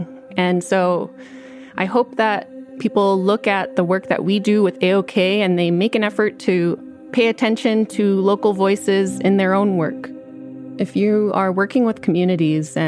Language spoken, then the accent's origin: English; Utqiagvik, Alaska, United States; now in Fairbanks, United States; I'm Inupiaq. I'm from Utqiagvik, and I work at the University of Alaska Fairbanks